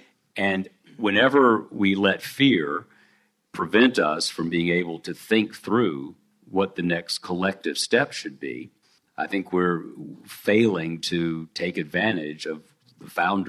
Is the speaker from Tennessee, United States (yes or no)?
yes; Tennessee, United States; And I'm from Tennessee, and we always say thank God for Alabama.